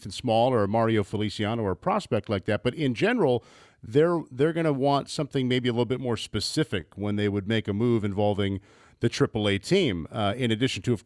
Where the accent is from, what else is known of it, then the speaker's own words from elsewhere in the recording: Midwest, United States; I'm a Midwesterner